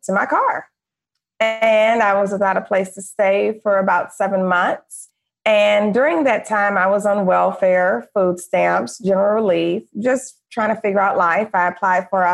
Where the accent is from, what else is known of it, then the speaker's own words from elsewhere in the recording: Detroit, Michigan, United States; moved away as an adult; also born or lived in Florida / Los Angeles; I grew up middle class in Detroit, Michigan